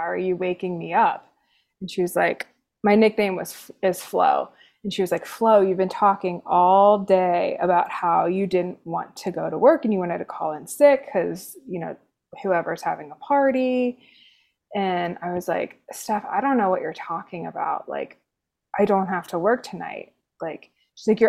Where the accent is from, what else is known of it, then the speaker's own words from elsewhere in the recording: Cincinnati, Ohio, United States; moved away as an adult; also born or lived in Kentucky / North Carolina / Chicago; now in Denver, United States; I am originally from Cincinnati, Ohio, born and raised